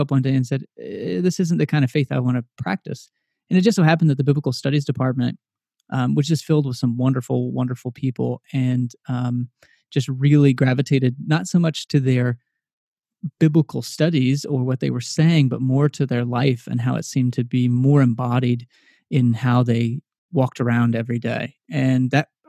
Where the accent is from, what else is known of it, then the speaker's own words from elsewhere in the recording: Texas, United States; now in Philadelphia, United States; I grew up in Texas.